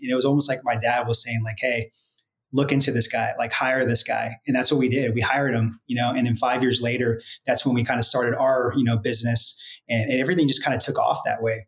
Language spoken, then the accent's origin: English; Santa Rosa, California, United States; moved away as an adult; also born or lived in Los Angeles, California; now in Dallas, United States; So born and raised out there